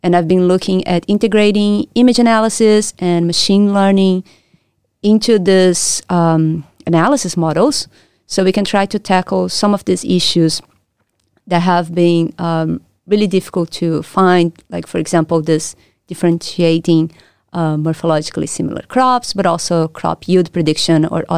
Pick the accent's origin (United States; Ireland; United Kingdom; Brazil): Brazil; moved away as an adult; also born or lived in Rio de Janeiro; now in Perth, Australia; I'm from Brazil, where I did my bachelor's and I did my master's studies. So I'm from Brazil. That's where I did my undergrad, and that's also where I did my master's at the Federal University of Rio de Janeiro.